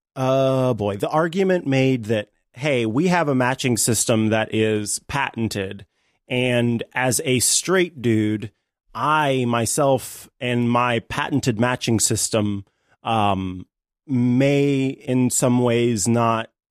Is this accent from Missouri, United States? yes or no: yes; St. Joseph, Missouri, United States; in St. Joe, my hometown